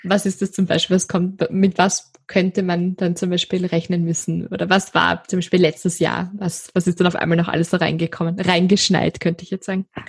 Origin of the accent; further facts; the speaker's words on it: Styria, Austria; Ich komme ja aus der Steiermark